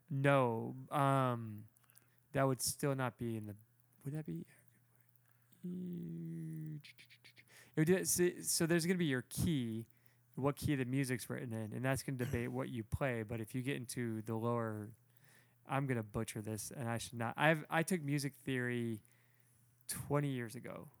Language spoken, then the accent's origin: English; Toledo, Ohio, United States; I'm from Toledo, the north